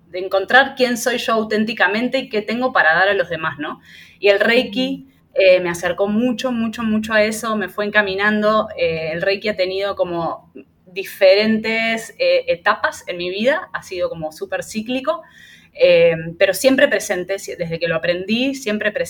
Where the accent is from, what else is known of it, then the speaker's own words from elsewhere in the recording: Argentina; moved away as an adult; now in Panama; argentina, em, tengo 38 años, vivo en Panamá hace un poquito más de tres años.